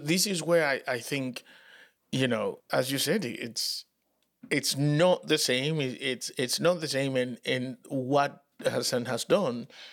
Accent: United States; we as American citizens

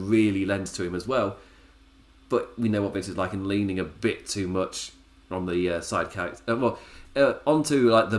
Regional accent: England, United Kingdom; I'm English

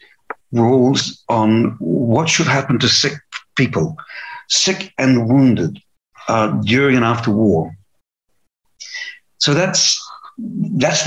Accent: New Zealand; I was born in New Zealand

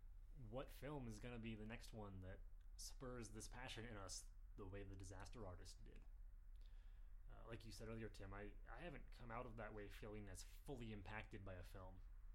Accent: Washington, United States; I grew up in Washington.

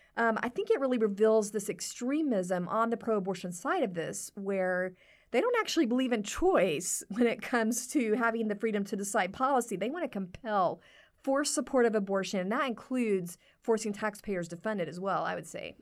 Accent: Texas, United States; moved away; I'm from Texas

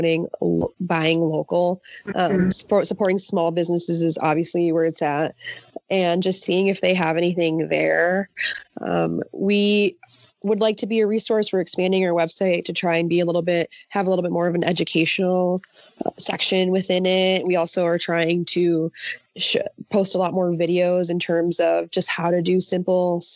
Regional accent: Los Angeles, California, United States; first language Spanish; English is a second language; My parents were born in Mexico. I was born in LA, actually

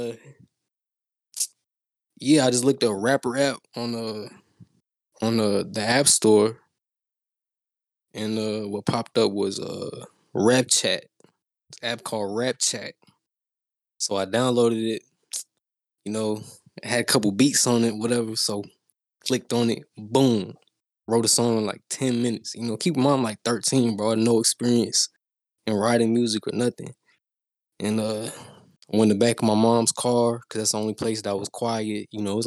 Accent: Houston, Texas, United States; I'm from Houston

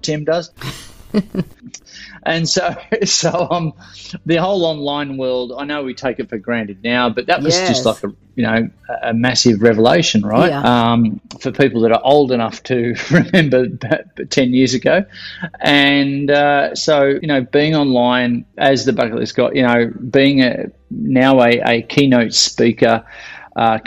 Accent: Victoria, Australia; I've born and bred here, and right next to the beach where I grew up surfing.

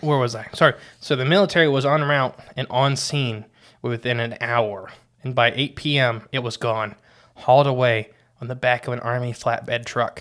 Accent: Ohio, United States; We're from No Name Ohio.

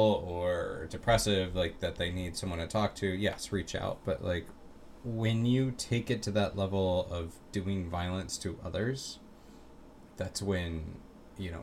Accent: Orlando, Florida, United States; I grew up in Orlando

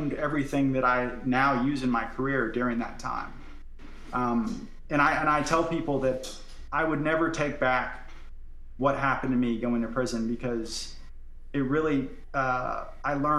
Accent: Florida, United States; I'm from Florida

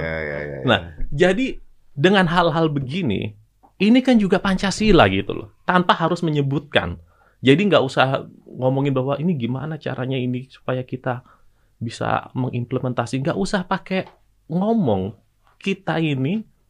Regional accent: Java, Indonesia; saya Jawa dan Islam

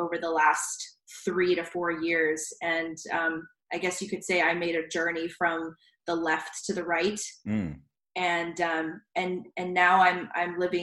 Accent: Richmond Hill, Georgia, United States; also born or lived in San Diego, California; I was born in San Diego, but I grew up in South Georgia. My parents and I moved there when I was about 5 or 6. So Georgia is really my home, South Georgia.

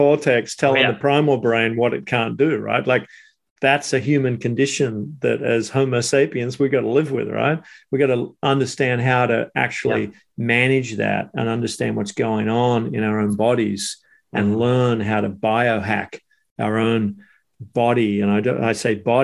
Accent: Sydney, New South Wales, Australia; moved away as an adult; also born or lived in Squamish, Canada; now in Canada; my life growing up in Sydney, going to school, surfing before and after school

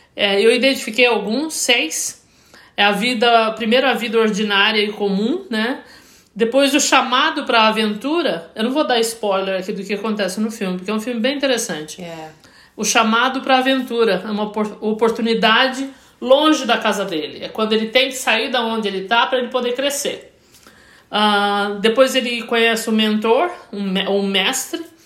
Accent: Brazil; eu, como brasileiro

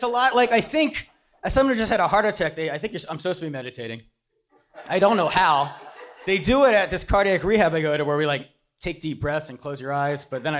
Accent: Pennsylvania, United States; moved away; I'm from Pennsylvania and you get off school the first day of hunting season.

